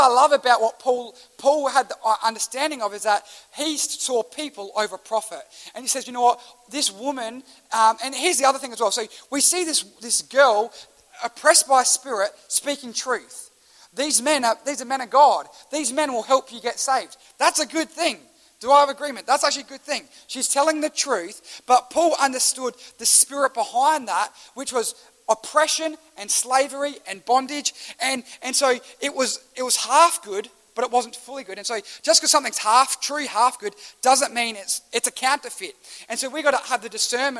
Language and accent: English; Australia; as an Australian